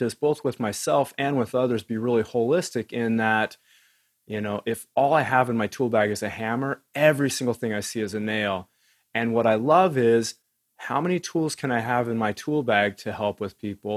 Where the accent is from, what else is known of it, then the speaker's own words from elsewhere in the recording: Wyoming, United States; I grew up in Wyoming